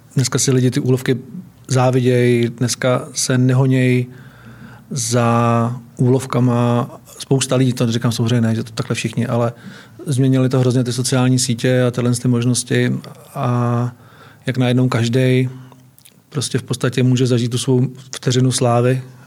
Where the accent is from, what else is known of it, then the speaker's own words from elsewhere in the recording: Hronov, Hradec Králové Region, Czechia; also born or lived in Náchod; já jsem se narodil ve východních Čechách, v Náchodě. A žil jsem v Hronově